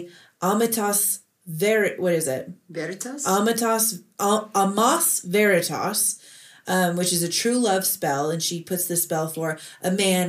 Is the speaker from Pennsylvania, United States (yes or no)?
no; South Texas, United States; moved away; also born or lived in Miami, Florida; I'm from South Texas